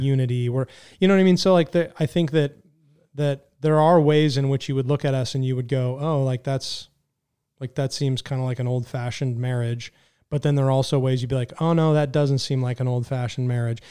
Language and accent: English; California, United States; I was raised in California